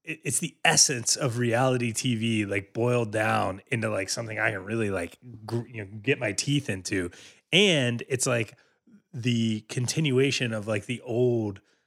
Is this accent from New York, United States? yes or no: no; Virginia Beach, Virginia, United States; also born or lived in Rhode Island; growing up in Virginia Beach